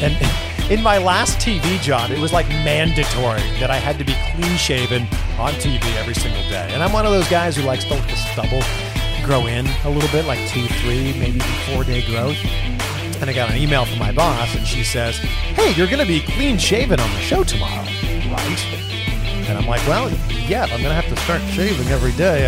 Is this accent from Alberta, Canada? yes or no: no; Pickering, Ontario, Canada; we both grew up very close to each other. I'm from Pickering